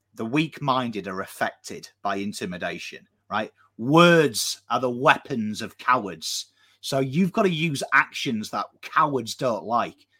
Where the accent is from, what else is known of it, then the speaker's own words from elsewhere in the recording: England, United Kingdom; now in Australia; I'm English